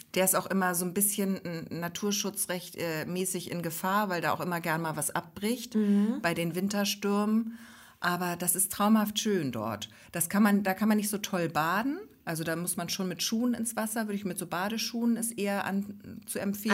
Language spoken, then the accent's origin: German; Neustadt in Holstein, Schleswig-Holstein, Germany; Pelzerhaken gehört ja zu unserer Heimatstadt Neustadt in Holstein